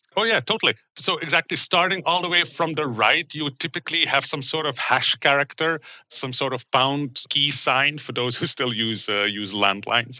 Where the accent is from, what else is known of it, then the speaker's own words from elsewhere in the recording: Belgium; English is a second language; moved away as an adult; also born or lived in Middle East / Vancouver, Canada; now in Seattle, United States; I grew up in Belgium